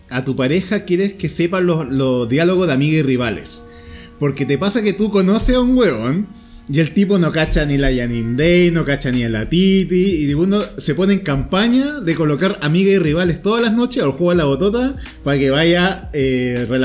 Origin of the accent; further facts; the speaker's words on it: Colombia; now in Chile; hay más racismo en mi país, en Colombia hay demasiado racismo.